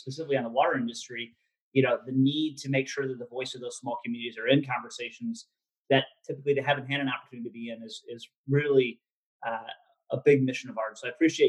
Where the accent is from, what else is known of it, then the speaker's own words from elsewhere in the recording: Michigan, United States; now in Washington, D.C., United States; I came from Michigan before moving out to the Washington, D.C. area, where I spent over 10 years doing economic development work at the state and local level.